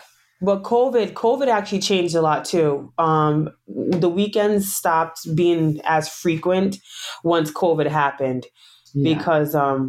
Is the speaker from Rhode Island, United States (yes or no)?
yes; Providence, Rhode Island, United States; moved away as an adult; now in Long Island, United States; We live here in Long Island, New York now. I was born in New York. Well, we all was born and raised in Providence, Rhode Island. Then I moved to Long Island about 4 years ago.